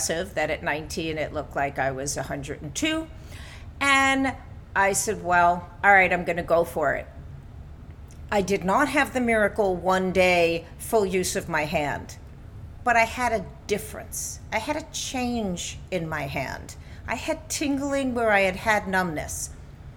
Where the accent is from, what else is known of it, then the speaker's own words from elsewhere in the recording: New York, United States; I grew up in New York in a medically dominated family